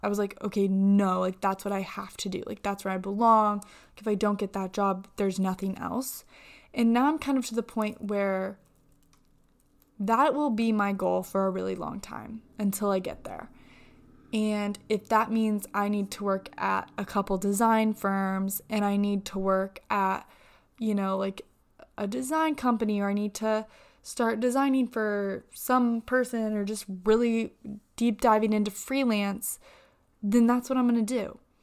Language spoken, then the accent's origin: English; Indiana, United States; I'm from Indiana